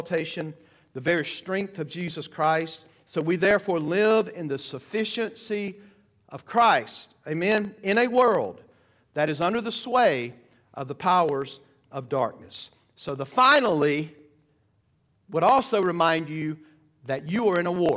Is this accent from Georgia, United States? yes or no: yes; Georgia, United States; I'm from Georgia